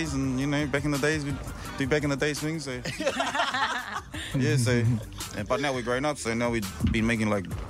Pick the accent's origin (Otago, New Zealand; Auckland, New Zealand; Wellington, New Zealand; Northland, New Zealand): Northland, New Zealand; Taheke; also born or lived in Warkworth; From up north, from Taheke, Hokianga, also Warkworth.